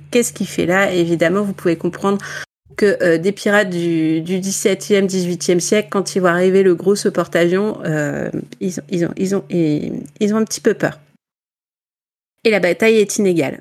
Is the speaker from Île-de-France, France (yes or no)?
no; Ch'ti, Hauts-de-France, France; accent: ch'ti; mon accent espagnol est très est très est très ch'ti